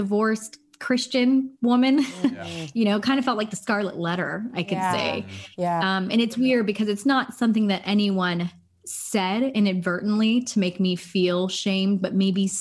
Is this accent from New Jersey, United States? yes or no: no; Los Angeles, California, United States; So I am from Los Angeles, California. I'm a Los Angeles native